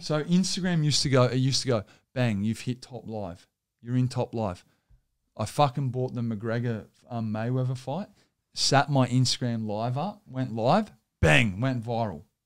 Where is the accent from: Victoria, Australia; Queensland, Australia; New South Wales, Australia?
New South Wales, Australia; Sydney